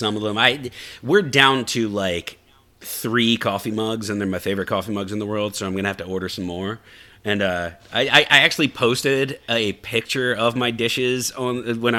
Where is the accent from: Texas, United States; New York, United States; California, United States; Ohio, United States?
Texas, United States; I'm Texan through and through, all the way down to the bottom of my boots, because we wear boots in Texas.